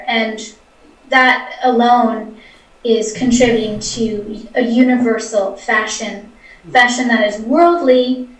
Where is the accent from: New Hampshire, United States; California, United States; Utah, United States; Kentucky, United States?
New Hampshire, United States; also born or lived in Michigan / New York City / New Jersey / San Francisco; now in San Diego, United States; Yeah, I grew up in New Hampshire on the East Coast. For many years, I lived in New Hampshire.